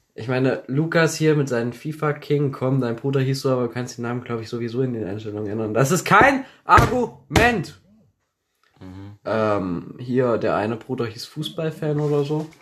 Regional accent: Thuringia, Germany; accent: Thuringian; bei uns auf dem Land stinkt es überall nach Scheiße und wir können kein Deutsch, wir können kein Hochdeutsch sprechen. Man hört uns un-, unseren Thüringer Akzent

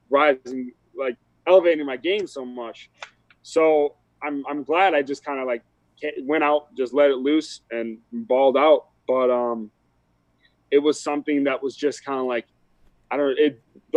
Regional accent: Wisconsin, United States; I grew up in Wisconsin

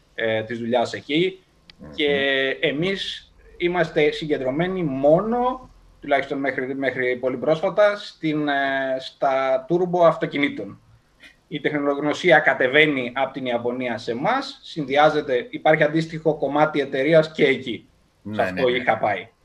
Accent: Larissa, Thessaly, Greece; moved away as an adult; Ξεκίνησα λοιπόν από τη Λάρισα πριν από περίπου 36 χρόνια.

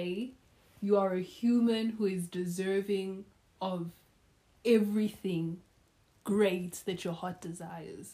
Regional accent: South Africa; also born or lived in Democratic Republic of the Congo; not only do we come from the DRC, but we grew up in South Africa

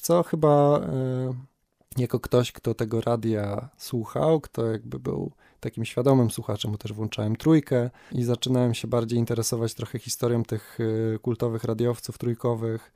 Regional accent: Kędzierzyn-Koźle, Opole Voivodeship, Poland; moved away as an adult; now in Wrocław, Poland; Jak ktoś pyta skąd jestem, czasem wystarczy, że powiem z Kędzierzyna

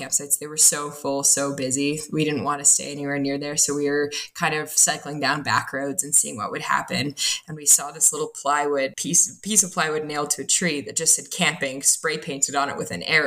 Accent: Ontario, Canada; moved away as an adult; also born or lived in New Zealand; now in Canmore, Canada; I'm from Canada, originally from Ontario, but I live out in Canmore, Alberta

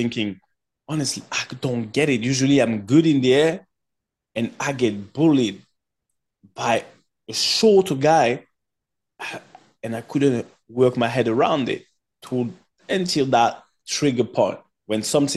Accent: France; English is a second language; moved away as an adult; also born or lived in Cameroon / England; I just come from France

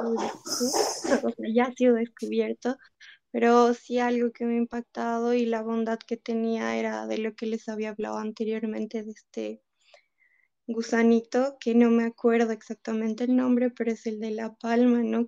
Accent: Bolivia; como bolivianos

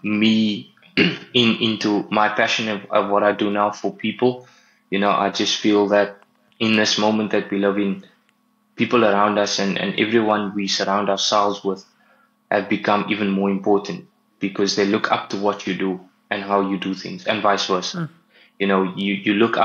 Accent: Cape Town, Western Cape, South Africa; I'm from Cape Town. I stay in Tableview, recently moved here as well in Feb

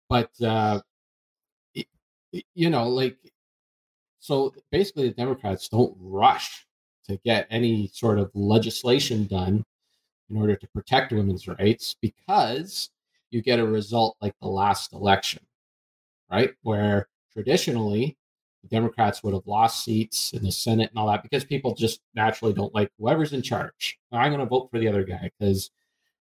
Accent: Canada; I'm Canadian

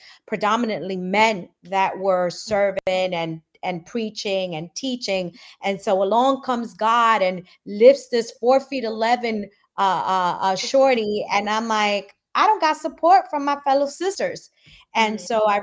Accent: New York, United States; accent: New York; also born or lived in Guatemala; I'm 100% Guatemalan. I was born in Guatemala, came here at the age of 3, and I'm in New York

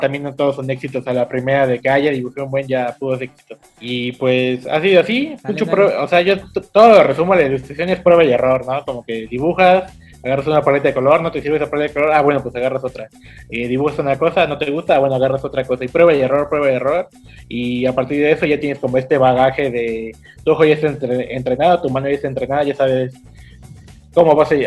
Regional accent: Cancún, Quintana Roo, Mexico; also born or lived in Puebla; mis papás llegaron a Cancún en el 99 y ya yo tenía como cinco años en ese entonces

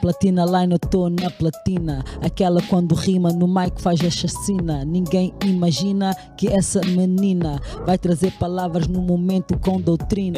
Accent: Caconda, Huíla, Angola; moved away; also born or lived in Lobito, Angola / Luanda, Angola; sou natural de Caconda e do Bucóio.

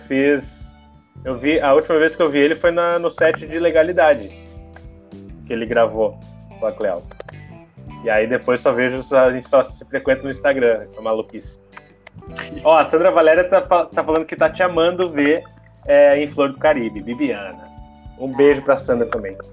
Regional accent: born in Rio de Janeiro, Rio Grande do Sul, Brazil; Eu sou carioca criado no sul, desde pequeno.

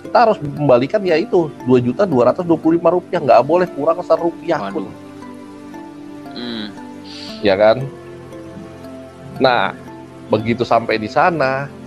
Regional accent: Central Java, Indonesia; kampung gua di Jawa Tengah ada ada panggung itu ada jadi ada di satu penguburan kampung itu

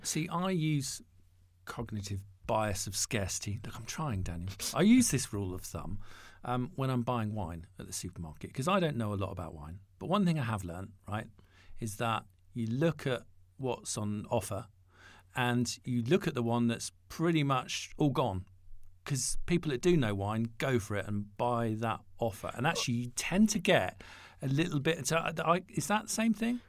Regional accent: Isle of Wight, South East England, United Kingdom; I'm from the Isle of Wight.

